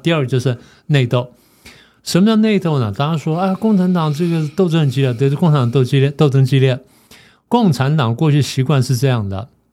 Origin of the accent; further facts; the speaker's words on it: Taiwan; 我们作为台湾人